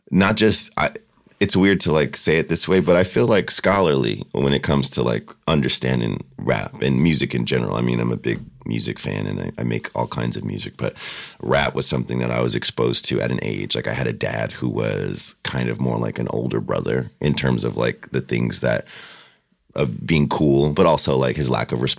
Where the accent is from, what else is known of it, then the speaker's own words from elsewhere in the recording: Ontario, California, United States; Where'd right. you grow up? Ontario. Oh. Not, oh. not Canada, not the one that everyone always thinks.